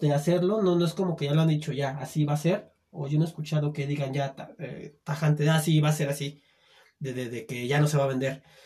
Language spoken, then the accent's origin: Spanish; Sumidero, Chiapas, Mexico; moved away; en mi tierra, güey, en de Sumidero